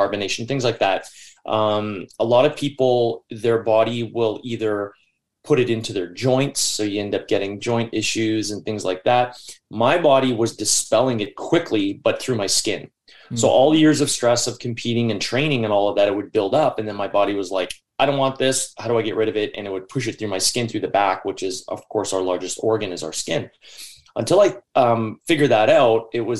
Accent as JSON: {"language": "English", "town": "Newmarket", "region": "Ontario", "country": "Canada", "tie": "born or raised there", "also_born_or_lived": "Queensville, Ontario / Richmond Hill, Ontario", "said": "I was born in Newmarket, Ontario, and the first 9 to 10 years of my life, I lived in Queensville"}